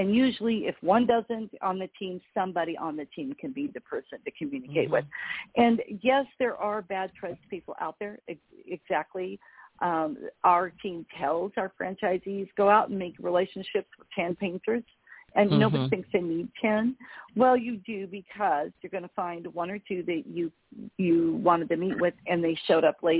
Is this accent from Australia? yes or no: no; Mexico; also born or lived in Belize; I'm fluent in Spanish. I grew up in Mexico and Belize.